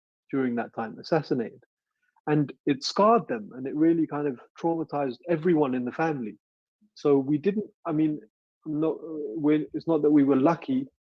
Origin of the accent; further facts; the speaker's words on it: London, United Kingdom; I was also trying to find out who I was as a Londoner, right? So I'm 15 in 1990.